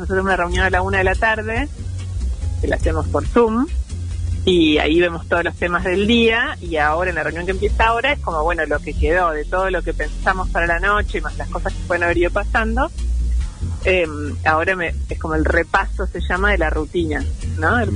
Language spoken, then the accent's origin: Spanish; Rosario, Santa Fe, Argentina; moved away as an adult; now in Buenos Aires, Argentina; llegué a Buenos Aires, yo soy de Rosario